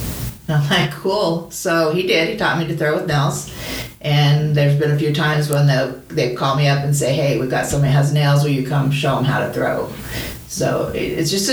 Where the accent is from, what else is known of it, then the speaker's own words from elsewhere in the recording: St. George, Utah, United States; moved away; also born or lived in Salt Lake City, Utah; I was born and raised in St. George.